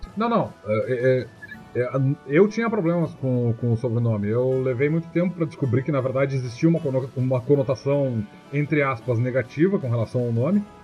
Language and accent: Portuguese; Capão do Leão, Rio Grande do Sul, Brazil; eu sou do Capão do Leão